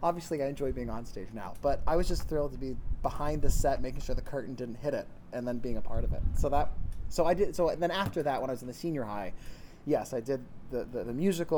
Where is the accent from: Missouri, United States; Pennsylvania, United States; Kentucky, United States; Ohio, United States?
Pennsylvania, United States; Latrobe; Originally from Western Pennsylvania, Latrobe, Pennsylvania. That's where I grew up.